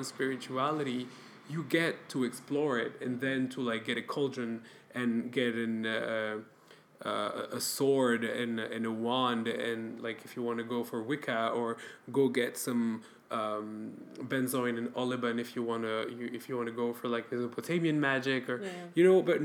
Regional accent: France; now in Belgium; I grew up in France and I come from an Arabic and Middle Eastern ancestry

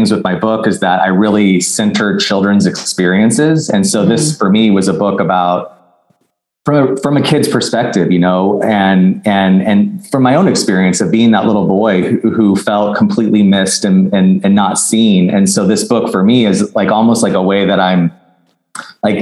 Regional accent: Arizona, United States; now in Los Angeles, United States; I live in Los Angeles, I'm from Arizona

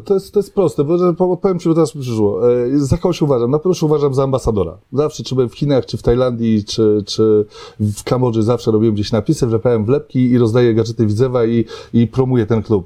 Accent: Żyrardów, Masovian Voivodeship, Poland; moved away as an adult; also born or lived in Gdynia / Łódź / Warsaw; now in Aleksandrów Łódzki, Poland; pochodzę z Żardowa, e, z takich czasów, kiedy nic nie było

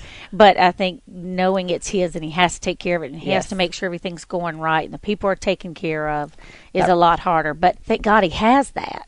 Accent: Myrtle Beach, South Carolina, United States; moved away; also born or lived in Florida; I grew up in Myrtle Beach, South Carolina with my mom and my brothers and sisters.

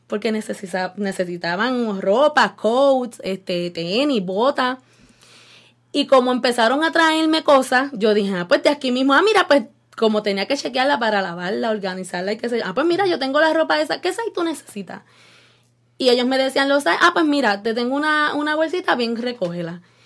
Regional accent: Yauco, Puerto Rico; moved away as an adult; now in Cleveland, United States; llevo 20 años aquí en Cleveland, Ohio, y soy una jibarita de Yauco.

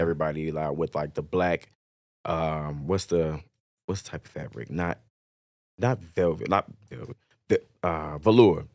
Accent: Chicago, Illinois, United States; also born or lived in Mississippi; now in Dallas, United States; born in Mississippi, but I lived most of my life in Chicago

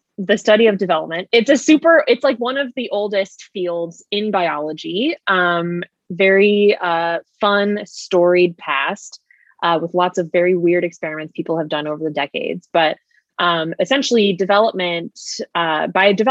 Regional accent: Austin, Texas, United States; also born or lived in Indiana; now in Dallas, United States; Natalie and I went to elementary school together. So we've known each other for a very long time. We're both from Austin, Texas

